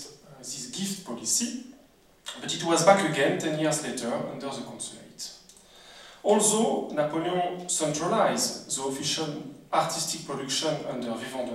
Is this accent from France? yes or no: yes; France; accent: French; English is a second language; I must apologize for my French accent